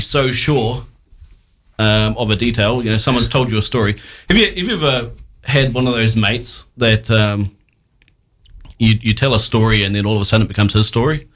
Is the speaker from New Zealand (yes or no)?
yes; New Zealand; as a New Zealander